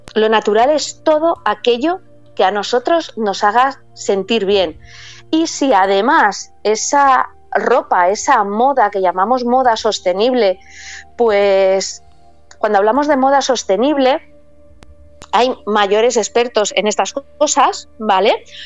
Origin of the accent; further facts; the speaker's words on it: Paris, Île-de-France, France; yo nací en París